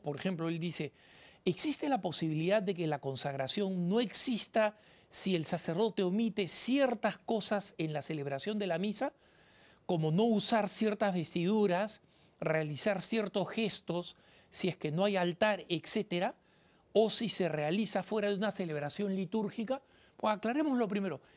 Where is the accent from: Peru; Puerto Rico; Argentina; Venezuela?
Peru; en mi país, en el Perú